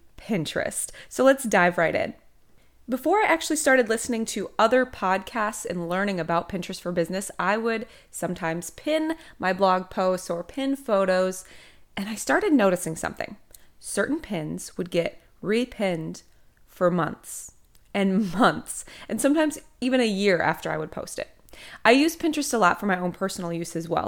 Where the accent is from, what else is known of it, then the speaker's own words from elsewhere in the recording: Minnesota, United States; moved away as an adult; now in Emerald Coast, Florida, United States; originally I am from Minnesota, although I have not lived there in almost twelve years